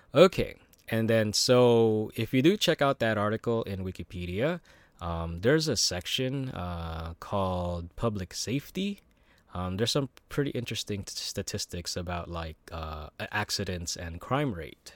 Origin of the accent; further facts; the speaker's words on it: United States; growing up in America